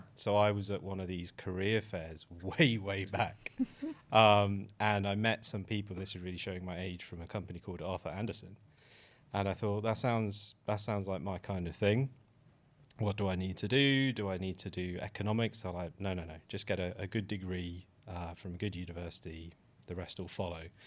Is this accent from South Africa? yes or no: no; United Kingdom; a British born, uh, mixed race, cisgender male